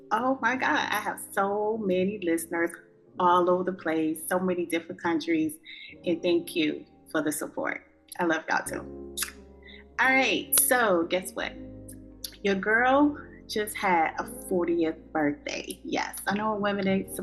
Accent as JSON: {"language": "English", "region": "South Carolina", "country": "United States", "tie": "born or raised there", "moved": "yes", "lives_now": "North Carolina, United States", "said": "my hometown in South Carolina."}